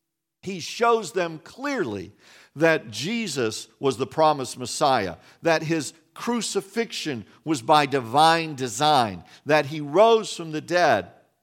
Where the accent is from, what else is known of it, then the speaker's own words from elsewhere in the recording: West Virginia, United States; I was born and raised in West Virginia. Hey, y'all, that's a whole different dialect. We say things differently over there.